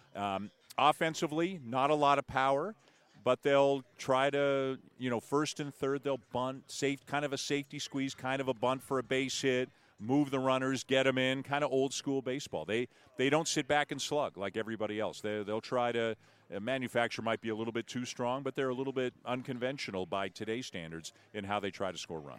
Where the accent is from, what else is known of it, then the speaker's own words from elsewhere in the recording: Toronto, Ontario, Canada; I'm from Toronto